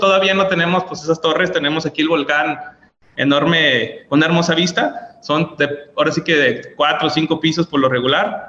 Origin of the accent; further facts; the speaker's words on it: Guadalajara, Jalisco, Mexico; now in Colima, Mexico; yo soy de Guadalajara